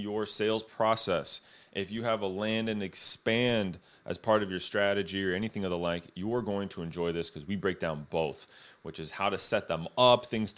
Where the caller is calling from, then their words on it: Dublin, California, United States; I'm calling from Dublin, California